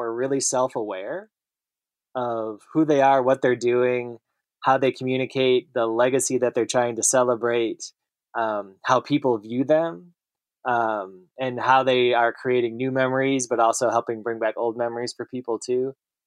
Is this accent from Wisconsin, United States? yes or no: yes; Madison, Wisconsin, United States; now in Kentucky, United States; I'm from Madison, Wisconsin